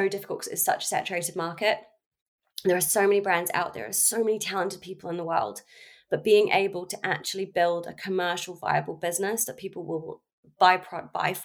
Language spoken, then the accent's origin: English; New Zealand; moved away as an adult; now in London, United Kingdom; I'm from New Zealand originally. I grew up in New Zealand